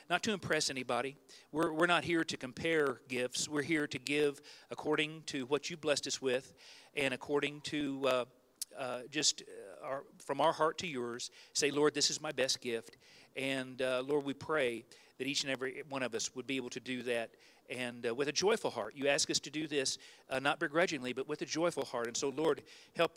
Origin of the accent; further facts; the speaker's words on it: Ozark, United States; I'm from Ozark